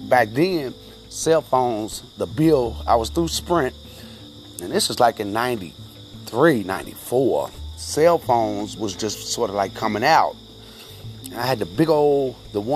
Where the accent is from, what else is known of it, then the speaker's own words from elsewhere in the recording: Louisville, Kentucky, United States; now in Georgetown, United States; I'm from Louisville, Kentucky, and I'm currently staying in Georgetown, Kentucky